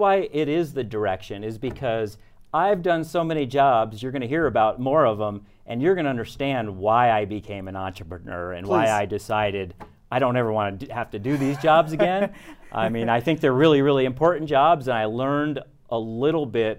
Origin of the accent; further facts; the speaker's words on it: New York, United States; So basically, I grew up in Westchester County, New York, which is right outside of New York City.